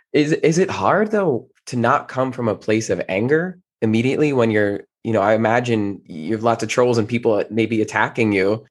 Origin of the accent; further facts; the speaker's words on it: New Jersey, United States; moved away; I'm originally from New Jersey